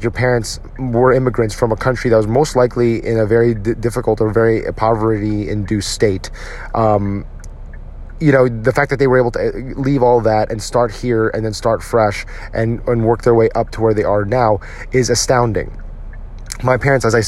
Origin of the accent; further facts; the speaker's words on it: United States; now in Texas, United States; we as Filipino Americans, the children of these immigrant parents